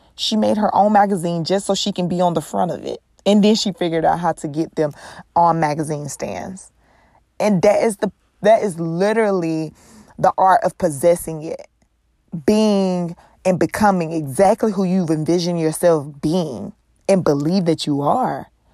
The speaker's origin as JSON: {"language": "English", "region": "North Carolina", "country": "United States", "tie": "born or raised there", "moved": "yes"}